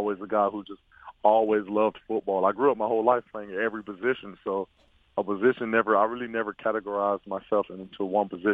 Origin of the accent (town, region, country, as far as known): Florida, United States; born or raised there